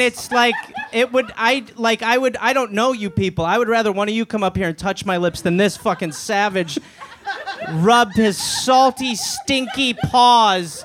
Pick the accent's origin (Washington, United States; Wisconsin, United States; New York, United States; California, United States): Wisconsin, United States; I'm from Wisconsin